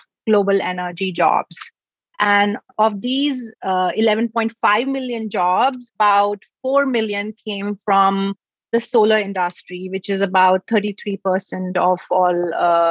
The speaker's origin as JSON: {"language": "English", "town": "New Delhi", "region": "Delhi", "country": "India", "tie": "born or raised there", "moved": "as an adult", "lives_now": "United States", "said": "I grew up in New Delhi in India"}